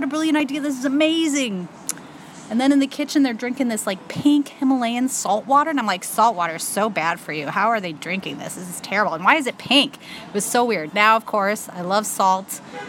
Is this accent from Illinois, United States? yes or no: yes; Chicago, Illinois, United States; also born or lived in Taiwan; I'm from Chicago, and I went to school at U of I Shampoo Banana. Champagne Urbana, for those of you not in the know. I majored in Mandarin, Chinese, and Spanish, and I lived in Taiwan.